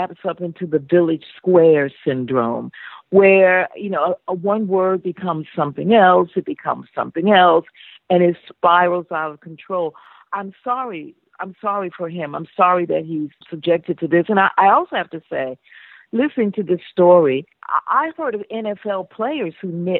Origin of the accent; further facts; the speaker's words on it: United States; I'm American. I'm African-American.